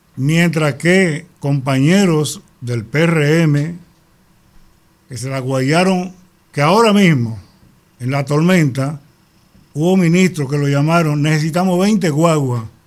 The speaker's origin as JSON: {"language": "Spanish", "town": "Bayaguana", "region": "Monte Plata", "country": "Dominican Republic", "tie": "born or raised there", "said": "mi pueblo Vallaguana"}